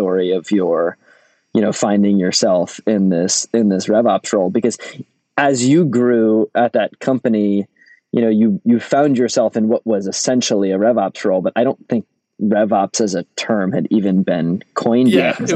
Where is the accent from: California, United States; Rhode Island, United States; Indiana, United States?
Rhode Island, United States; accent: Rhode Island (similar to Boston accent); I come from Rhode Island, and Rhode Island in New England is associated with an accent that is similar to what most people recognize as a Boston accent